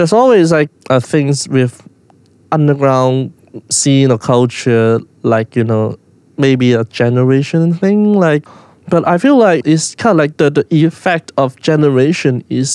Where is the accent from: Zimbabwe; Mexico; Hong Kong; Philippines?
Hong Kong; someone growing up in Hong Kong